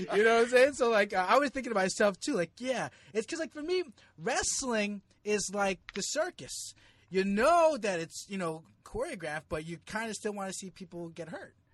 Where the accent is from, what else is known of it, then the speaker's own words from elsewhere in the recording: Jersey City, New Jersey, United States; moved away as an adult; also born or lived in New York; now in Philippines; I grew up in Jersey City